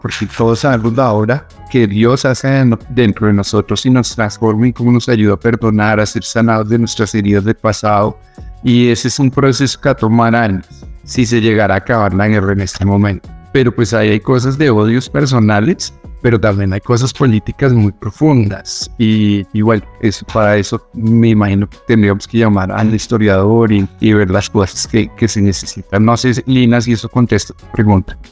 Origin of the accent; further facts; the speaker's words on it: Bogotá, Colombia; moved away as an adult; also born or lived in Middle East / Palestine; ser rubio con cara de europeo y haber nacido en Bogotá